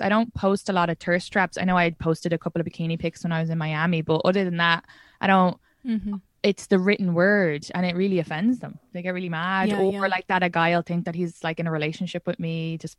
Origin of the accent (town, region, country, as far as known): Leinster, Ireland; moved away as an adult